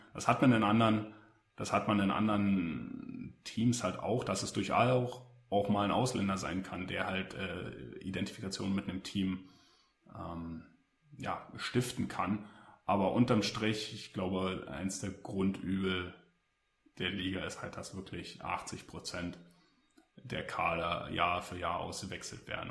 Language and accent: German; Berlin, Germany; für mich als Berliner